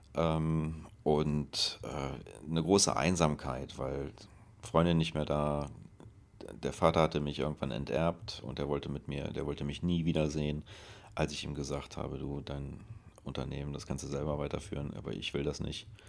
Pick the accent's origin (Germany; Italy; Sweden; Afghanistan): Germany; moved away as an adult; also born or lived in France / Barcelona, Spain; in dem Ort, wo ich herkomme